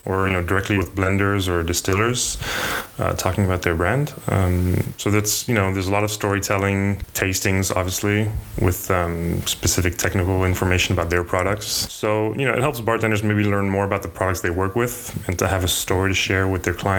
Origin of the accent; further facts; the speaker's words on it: United States; moved away as an adult; also born or lived in France / Japan / New York / Germany; now in Paris, France; I mostly grew up in the States